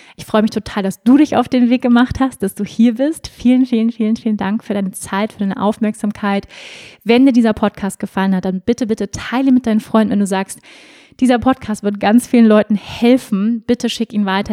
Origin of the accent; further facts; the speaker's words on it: Germany; ich bin ja auch in Deutschland groß geworden